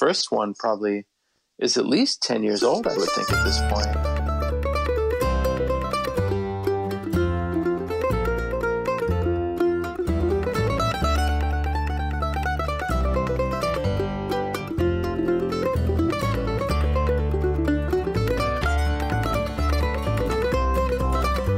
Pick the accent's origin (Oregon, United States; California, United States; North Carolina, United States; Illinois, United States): Oregon, United States; Portland; I was growing up in Portland, Oregon